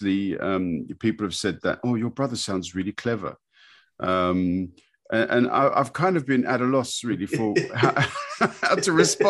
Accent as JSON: {"language": "English", "region": "London", "country": "United Kingdom", "tie": "born or raised there", "said": "growing up in London in peacetime, parents working, we got by."}